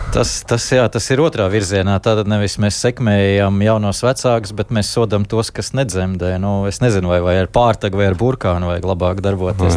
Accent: Valmiera, Vidzeme, Latvia; es esmu no Valmieras puses

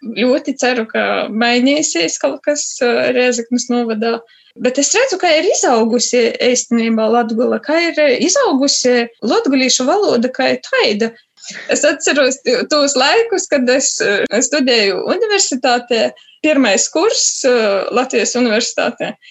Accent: Rēzekne, Latgale, Latvia; moved away as an adult; also born or lived in Riga; now in Norway; Mana puse ir no Rēzaknes puses, un tās ir no Dritsana puses

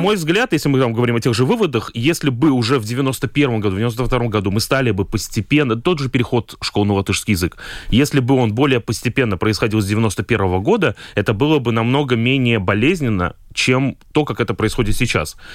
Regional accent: Daugavpils, Latgale, Latvia; accent: Daugavpils; moved away as an adult; now in Riga, Latvia; я уроженец Даугавпилса, и первые 18 лет своей жизни провел в Даугавпилсе

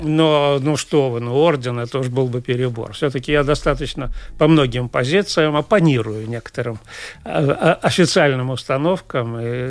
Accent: Daugavpils, Latgale, Latvia; moved away as an adult; also born or lived in Riga; я же родился и вырос в Даугавпилсе

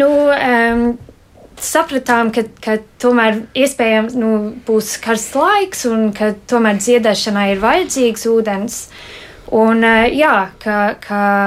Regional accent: United Kingdom; moved away; es uzaugu Lielbritānijā

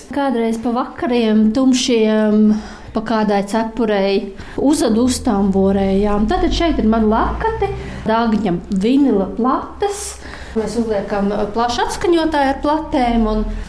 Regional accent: Latvia; now in Talsi, Latvia; es pat esmu no Dunkas, un Dienas pats saimnieks, pat kaimiņos bērnībā dzīvoju

